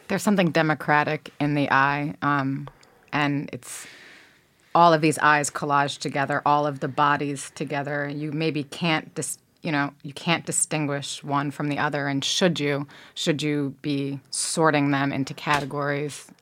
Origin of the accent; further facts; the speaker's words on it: New Jersey, United States; I'm from New Jersey